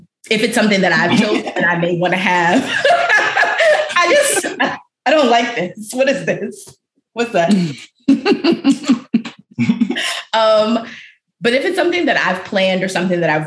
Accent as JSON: {"language": "English", "town": "Aliquippa", "region": "Pennsylvania", "country": "United States", "tie": "born or raised there", "also_born_or_lived": "Harlem, New York", "moved": "as an adult", "lives_now": "New York, United States", "said": "I grew up in Western Pennsylvania, so, you know, it's cold there, too."}